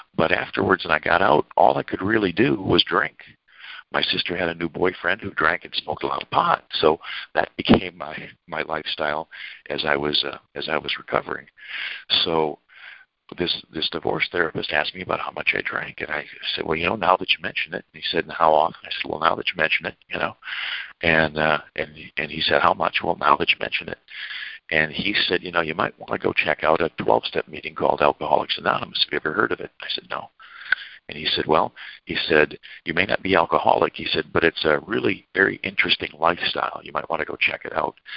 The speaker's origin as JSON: {"language": "English", "town": "Saginaw", "region": "Michigan", "country": "United States", "also_born_or_lived": "Chicago / Ann Arbor", "moved": "yes", "said": "I was from Saginaw, Michigan"}